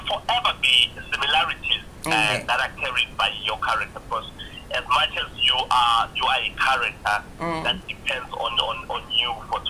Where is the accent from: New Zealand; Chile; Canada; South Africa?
South Africa; Mkondo, Mpumalanga; also born or lived in KwaZulu-Natal / Katlehong, Gauteng; I was born in KZN, in the northern side of KZN, and I grew up there partly in Mpumalanga, Mkondo, and partly in the East Rand, Ekatlehong. So I'm a son of the soil and a traveler by nature.